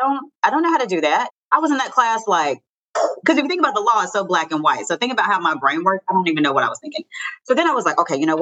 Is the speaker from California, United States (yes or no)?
no; Hickory, North Carolina, United States; I'm from Hickory, North Carolina, born and raised